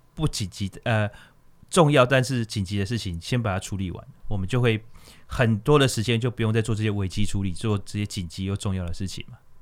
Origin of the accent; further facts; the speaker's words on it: Taiwan; also born or lived in Jiangxi (ancestry); 因为我们村子还蛮特别的，就是我们的眷村里面，呃，外省的奶奶的比例是比较高的